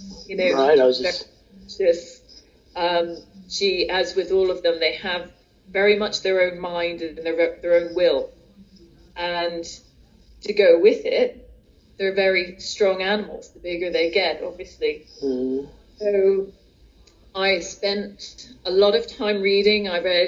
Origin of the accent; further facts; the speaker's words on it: United States; now in United Kingdom; I'm from the States originally, and we moved over to the UK in 1980.